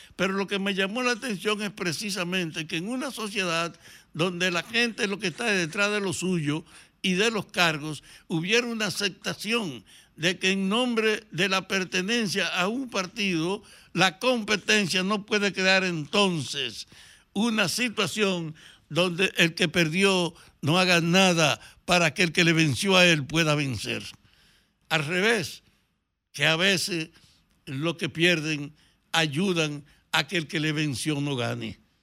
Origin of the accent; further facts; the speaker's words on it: Salcedo, Hermanas Mirabal, Dominican Republic; moved away; me llamaron de mi pueblo, de Salcedo